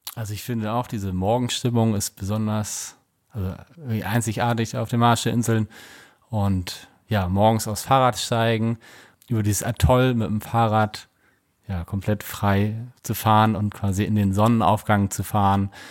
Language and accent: German; Germany; Bei uns in Deutschland